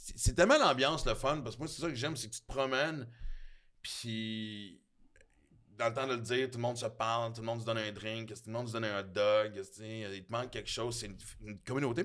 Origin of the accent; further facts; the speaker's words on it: Quebec City, Quebec, Canada; quand j'étais petit, j'habitais à Québec à un moment donné, puis à Sainte-Foy, Sainte-Ursule pour être précis